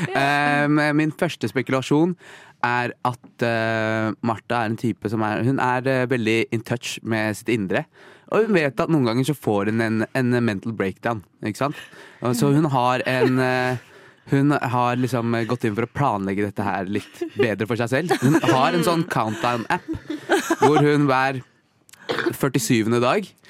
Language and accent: Norwegian; Sri Lanka; jeg er fra Sri Lanka.